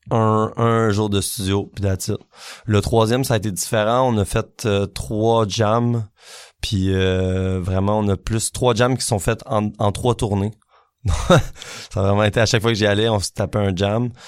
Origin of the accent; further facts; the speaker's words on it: Quebec, Canada; qu'est-ce je me suis tellement posé la question qu'est-ce qui fait qu'on est qu'on est québécois